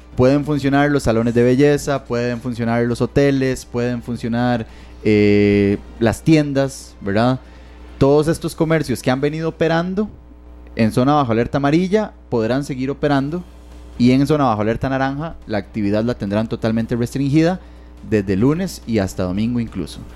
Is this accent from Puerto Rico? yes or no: no; Barva, Heredia, Costa Rica; yo, que soy de Heredia, ¿verdad? Entonces, de Barba específicamente